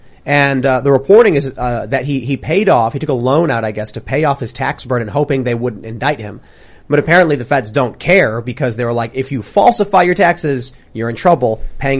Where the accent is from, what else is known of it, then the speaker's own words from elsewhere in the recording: Chicago, Illinois, United States; I grew up in Chicago, liberal, Democrat, all that stuff.